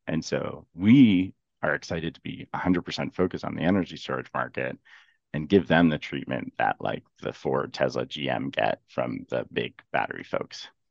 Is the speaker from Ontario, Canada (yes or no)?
yes; Ontario, Canada; I'm from Ontario